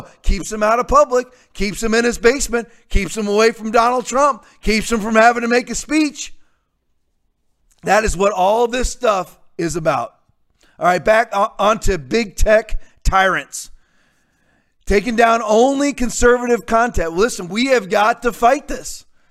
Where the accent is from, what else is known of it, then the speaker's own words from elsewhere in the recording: North Port, Florida, United States; near my hometown in Northport, Florida